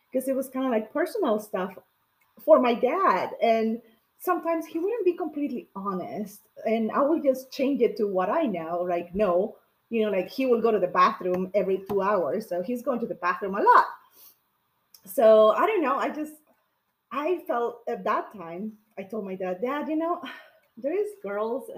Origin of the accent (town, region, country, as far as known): Peru; born or raised there; now in United States